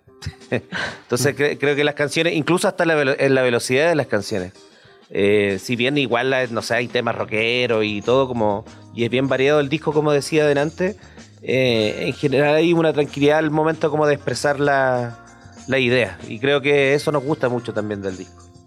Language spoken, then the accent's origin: Spanish; Concepción, Biobío, Chile; somos dos bandas de Concepción